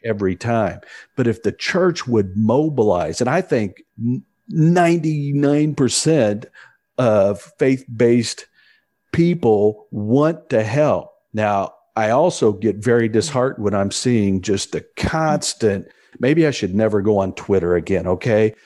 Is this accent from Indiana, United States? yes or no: yes; Indianapolis, Indiana, United States; my hometown of Indianapolis